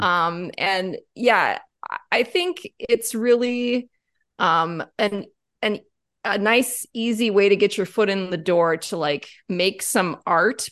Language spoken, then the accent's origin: English; Whitewater, Wisconsin, United States; I grew up in Whitewater, Wisconsin